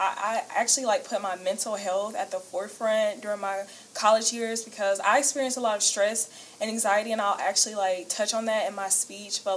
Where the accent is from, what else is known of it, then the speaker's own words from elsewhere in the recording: Columbus, Georgia, United States; moved away as an adult; now in Augusta, United States; I'm not from Augusta. I'm from Columbus, Georgia. I'm a transfer student, so when I moved here to Augusta